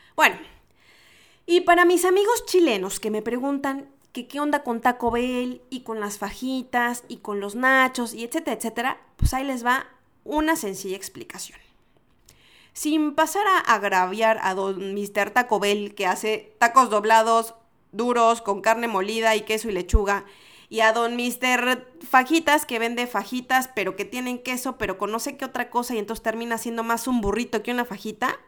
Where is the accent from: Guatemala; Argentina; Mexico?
Mexico; En mi, en mi país les decimos a los fresas